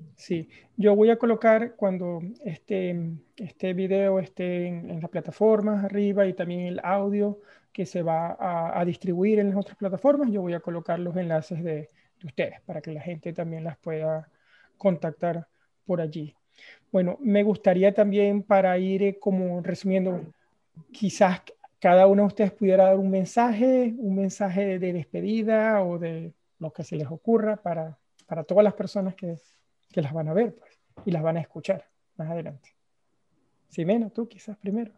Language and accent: Spanish; Venezuela; yo soy venezolano